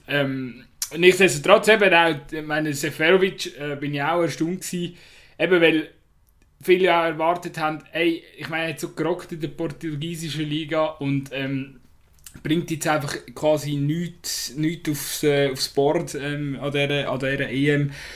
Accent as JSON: {"language": "German", "country": "Switzerland", "said": "das ist nicht schweizerisch, wir sind eher zurückhaltend"}